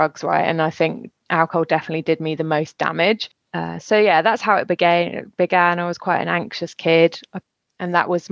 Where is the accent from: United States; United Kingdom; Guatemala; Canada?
United Kingdom; West Country, South West England; moved away as an adult; also born or lived in Brighton / London; now in France; I am a Brit living in France. I've been here for 15 years, originally from the West Country in the UK